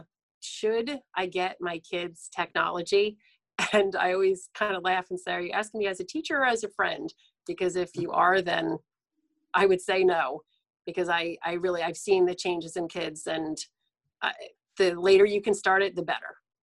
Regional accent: central New Jersey, United States; I'm from New Jersey. I live in central New Jersey, which is, people call it the Jersey Shore. Thus, us that live here, we actually call it the beach. And I've lived here, I've lived here all my life.

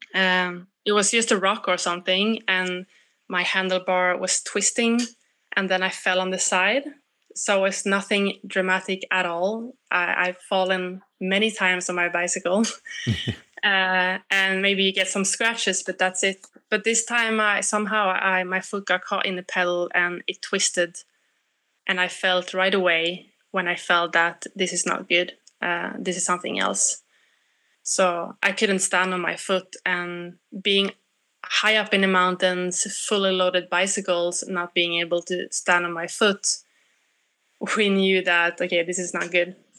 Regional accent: Sweden; I'm I come from Sweden

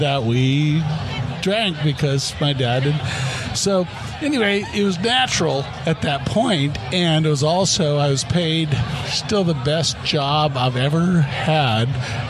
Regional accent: Tucson, Arizona, United States; I grew up in Tucson, Arizona.

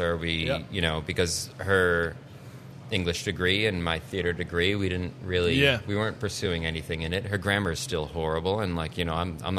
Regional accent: New Hampshire, United States; Hollis and Brookline.

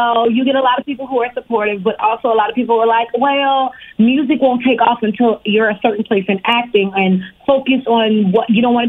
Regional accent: Richmond, Virginia, United States; born or raised there; also born or lived in Harlem, New York

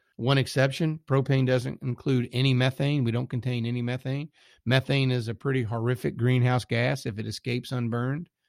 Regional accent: south of the Mason Dixon, United States; accent: Southern; also born or lived in Texas; now in Richmond, United States; I live somewhere south of the Mason Dixon

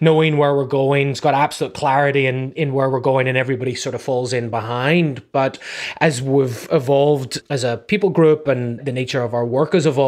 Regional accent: Ireland; also born or lived in New England; now in California, United States; I'm from Ireland originally

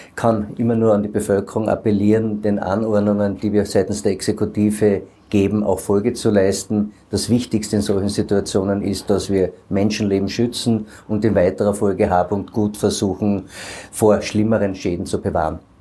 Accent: Carinthia, Austria; bei uns in Kärnten hier an den Gestaden des Wörthersees.

